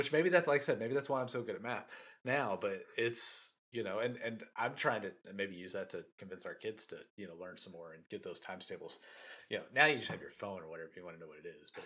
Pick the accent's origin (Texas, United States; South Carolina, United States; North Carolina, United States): Texas, United States; Chandler or Brownsboro; we were growing up in Chandler or Brownsboro